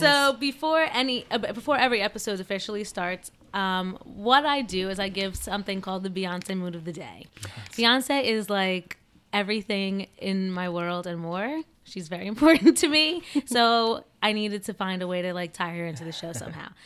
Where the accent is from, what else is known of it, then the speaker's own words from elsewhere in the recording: New Jersey, United States; accent: Jersey; I have like a Jersey accent